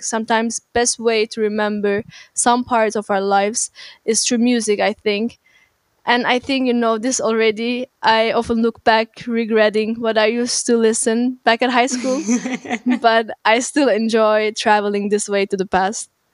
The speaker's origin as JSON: {"language": "English", "country": "Turkey", "moved": "as an adult", "lives_now": "Berlin, Germany", "said": "I'm originally from Turkey and I moved to Berlin about six years ago to study media informatics"}